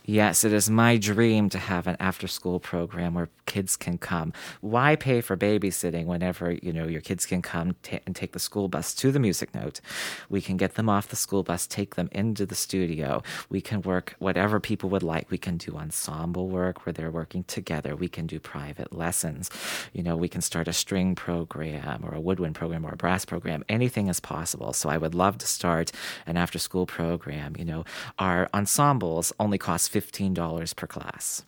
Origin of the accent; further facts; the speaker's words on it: Morgantown, West Virginia, United States; now in Cranberry, United States; I grew up in Morgantown, West Virginia